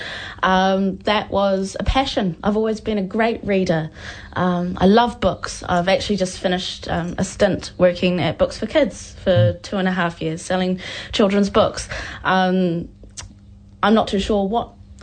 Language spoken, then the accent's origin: English; Taranaki, New Zealand; also born or lived in Taupo Bay, Northland; I am from Taranaki, that my iwi is Te Atiawa